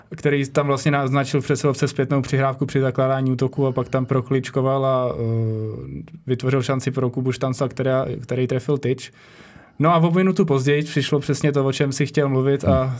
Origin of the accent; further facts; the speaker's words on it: Czechia; jako Češi